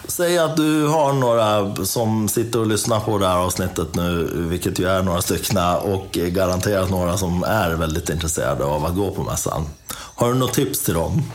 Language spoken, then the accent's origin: Swedish; Dalarna County, Sweden; jag är från Dalarna